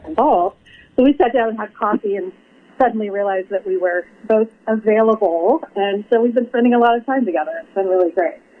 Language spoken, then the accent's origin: English; Portland, Oregon, United States; moved away as an adult; I grew up in Portland, Oregon